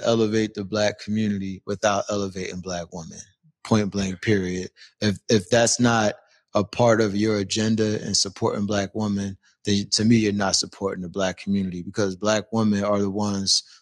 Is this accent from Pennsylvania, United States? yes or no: yes; Philadelphia, Pennsylvania, United States; now in Seattle, United States; I'm originally from Philadelphia.